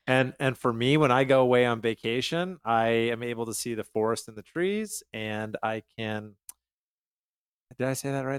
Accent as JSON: {"language": "English", "town": "Calgary", "region": "Alberta", "country": "Canada", "moved": "yes", "lives_now": "United States", "said": "I am from Calgary, Canada"}